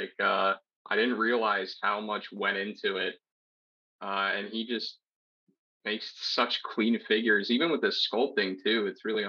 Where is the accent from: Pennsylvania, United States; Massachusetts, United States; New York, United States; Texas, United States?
Pennsylvania, United States; Born and raised in Pennsylvania